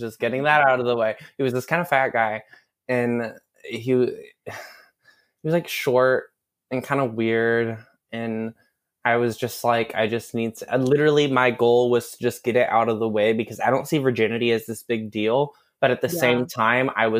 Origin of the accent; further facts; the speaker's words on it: Texas, United States; moved away as an adult; now in Chicago, United States; I am actually from Texas, same hometown as your wonderful host Este, but I lived in Chicago for the past 2 years.